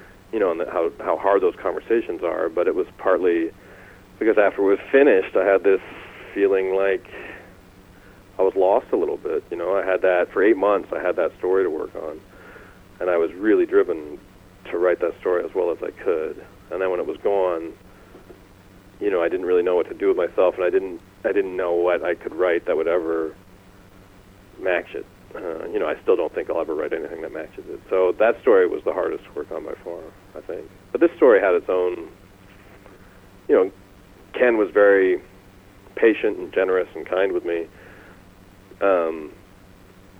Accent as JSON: {"language": "English", "country": "Canada", "said": "I'm Canadian"}